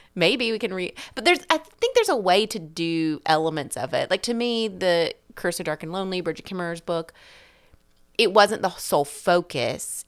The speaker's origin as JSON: {"language": "English", "region": "the South", "country": "United States", "said": "the South where I'm from"}